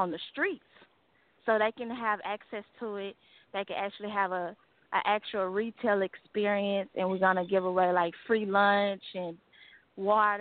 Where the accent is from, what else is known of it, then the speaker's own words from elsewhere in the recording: Dallas, Texas, United States; I was born and raised in Dallas